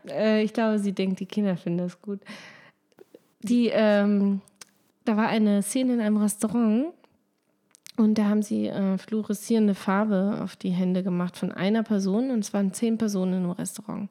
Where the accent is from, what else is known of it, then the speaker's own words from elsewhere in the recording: Lower Saxony, Germany; ich komme ja aus Niedersachsen